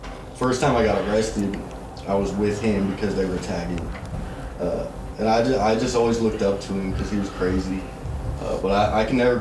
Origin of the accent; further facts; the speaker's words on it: Thornton, Colorado, United States; I grew up in Adams County.